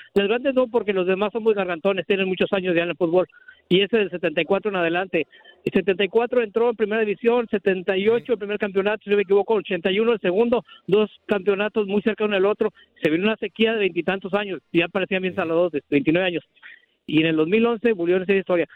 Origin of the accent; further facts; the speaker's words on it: Escobedo, Nuevo León, Mexico; now in Chicago, United States; de Escobedo, Nuevo León